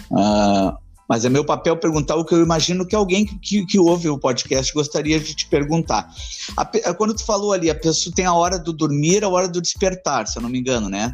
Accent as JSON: {"language": "Portuguese", "town": "Porto Alegre", "region": "Rio Grande do Sul", "country": "Brazil", "tie": "born or raised there", "said": "eu nasci uh, na divisa de Alvorada com Porto Alegre"}